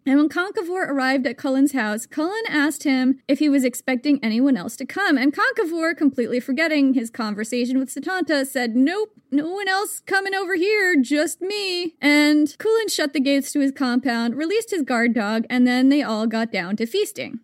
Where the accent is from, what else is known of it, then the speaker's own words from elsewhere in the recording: United States; I am American